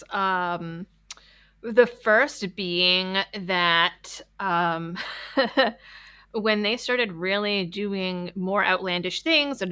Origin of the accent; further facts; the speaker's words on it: Massachusetts, United States; moved away; I'm originally from Massachusetts.